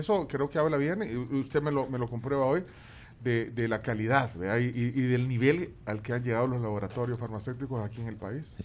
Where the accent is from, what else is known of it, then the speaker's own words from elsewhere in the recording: El Salvador; como salvadoreño